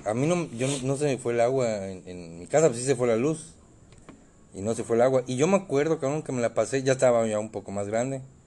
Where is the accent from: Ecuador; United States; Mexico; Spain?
Mexico; also born or lived in Mérida; como buen mexicano